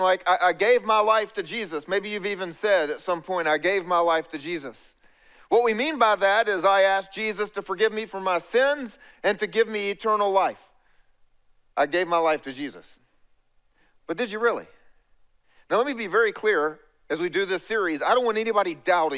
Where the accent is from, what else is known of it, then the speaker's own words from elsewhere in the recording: East Coast, United States; I grew up here on the East Coast